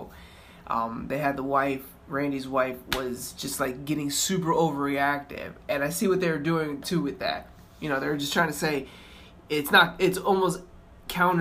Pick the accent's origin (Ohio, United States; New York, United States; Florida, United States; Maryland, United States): Florida, United States; moved away; I'm from Florida